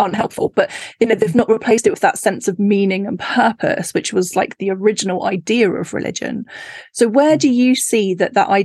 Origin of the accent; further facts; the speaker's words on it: Cornwall, South West England, United Kingdom; when I grew up in Cornwall